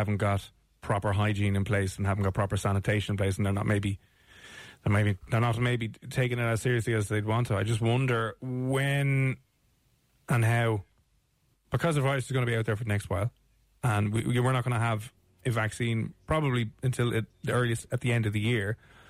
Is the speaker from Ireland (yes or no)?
yes; Ireland; We're Irish